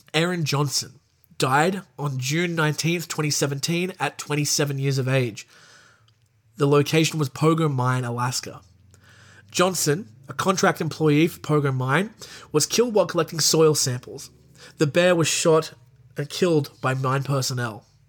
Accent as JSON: {"language": "English", "country": "Australia", "said": "I'm an Australian."}